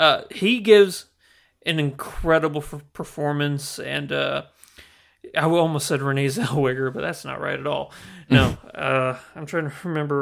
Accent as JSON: {"language": "English", "region": "the Ozarks", "country": "United States", "tie": "born or raised there", "said": "I mean, growing up in the Ozarks, I remember."}